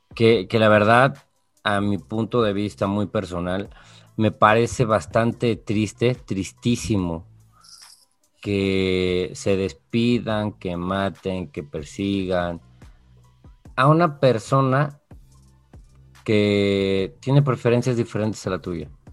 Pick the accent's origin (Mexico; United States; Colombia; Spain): Mexico; soy mexicano